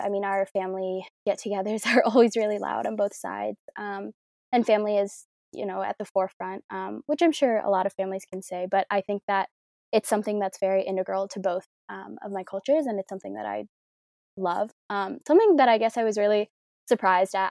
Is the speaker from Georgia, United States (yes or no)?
no; Chicago, Illinois, United States; I am from Chicago, as they mentioned. I love it. I've grown up here, um, in the same house my whole life.